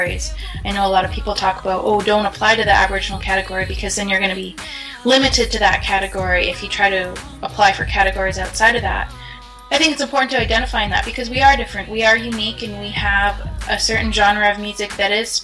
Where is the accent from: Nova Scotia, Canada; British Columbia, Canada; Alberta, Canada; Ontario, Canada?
British Columbia, Canada; Skowkale First Nation, Sto:lo Territory, Lower Mainland; I'm from the Schuylkill First Nation in Stolo Territories, Lower